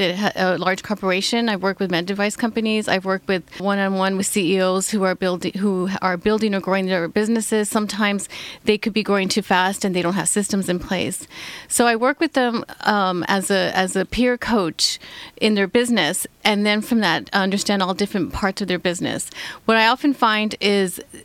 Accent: Texas, United States; moved away as an adult; now in Orange County, United States; I'm originally from Texas, so born and raised a Texas girl.

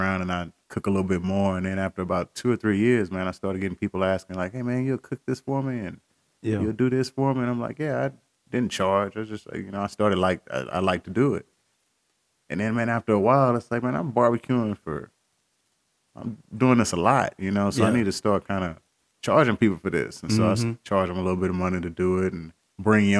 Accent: Columbus, Texas, United States; Originally from Columbus, Texas. Small.

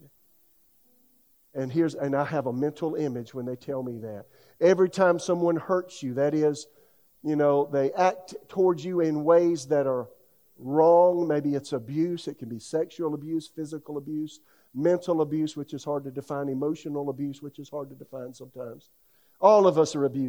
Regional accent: South Carolina, United States; now in Raleigh, United States; my hometown in South Carolina

